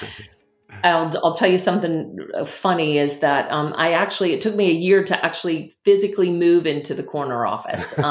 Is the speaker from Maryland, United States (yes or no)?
no; North Carolina, United States; also born or lived in Steamboat Springs, Colorado / New York City; now in New Jersey, United States; And I grew up in North Carolina. It's where I was originally born